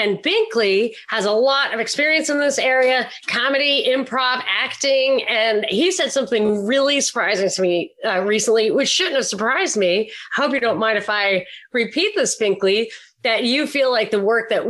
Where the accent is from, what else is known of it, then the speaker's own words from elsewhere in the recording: New York, United States; especially when I was growing up in New York